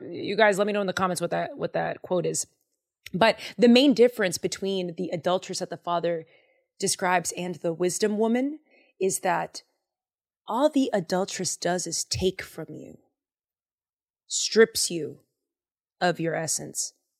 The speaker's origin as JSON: {"language": "English", "town": "Boston", "region": "Massachusetts", "country": "United States", "tie": "born or raised there", "said": "I am from Boston, Massachusetts, and I grew up saying swear words"}